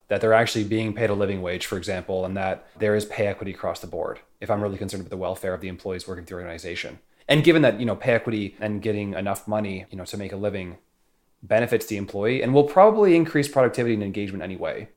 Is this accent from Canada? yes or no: yes; Canada; moved away as an adult; now in San Francisco, United States; as a Canadian moving to San Francisco